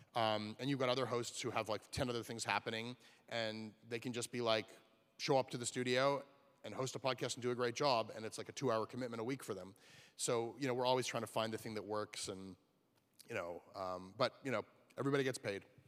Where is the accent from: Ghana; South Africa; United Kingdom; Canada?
Canada; I'm from Canada